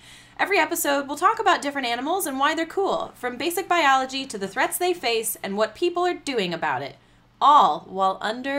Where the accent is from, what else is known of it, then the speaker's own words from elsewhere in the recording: Pennsylvania, United States; moved away; That's my home state.